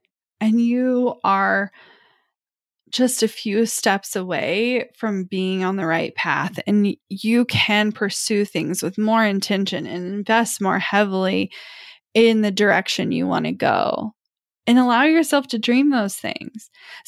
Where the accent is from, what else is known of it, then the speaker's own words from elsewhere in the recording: Midwest, United States; Now, I don't know if it's because I'm from the Midwest and I'm surrounded by the farming community. Like, even if I'm in the city, I grew up around small towns